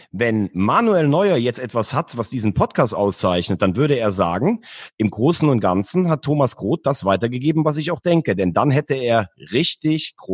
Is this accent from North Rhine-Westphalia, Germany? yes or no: no; Hesse, Germany; accent: Hessian; Ich bin Hesse.